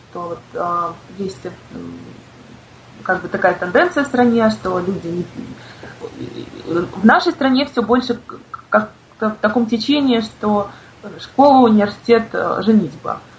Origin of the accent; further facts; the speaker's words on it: Crimea, Ukraine; потому что все-таки я крымчанка, и я каждый год езжу на джаз-фестиваль.